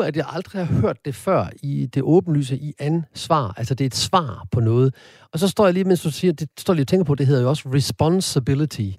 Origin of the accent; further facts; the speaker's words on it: Horsens, Central Denmark Region, Denmark; jeg er født og opvokset i Horsens